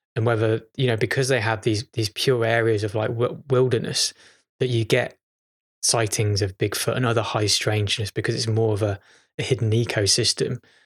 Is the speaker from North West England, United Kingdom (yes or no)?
yes; Chester, North West England, United Kingdom; moved away; I was born in Chester. This is strangely where I'm at the moment. This is my childhood home